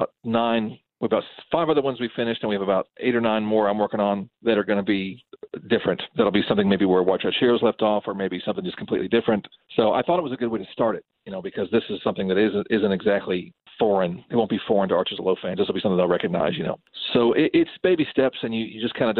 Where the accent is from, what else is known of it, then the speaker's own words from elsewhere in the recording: Carrboro, Chapel Hill, and Asheville, North Carolina, United States; we're not from Raleigh. We're from Carborough, Chapel Hill, and Asheville, North Carolina